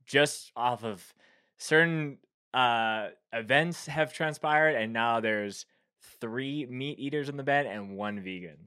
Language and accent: English; Canada; being a Canadian